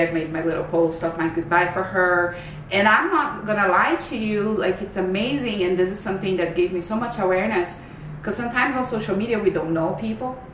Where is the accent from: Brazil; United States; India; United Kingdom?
Brazil; moved away as an adult; now in Canada; I'm originally from Brazil. So I moved to Canada in 2006.